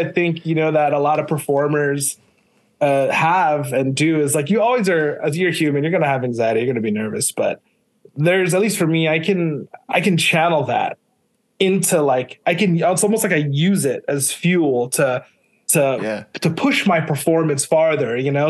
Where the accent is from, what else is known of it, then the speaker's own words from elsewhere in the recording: Micronesia; You know, I grew up in Micronesia. We didn't even have cable TV, but my dad had like the Star Wars VHSs.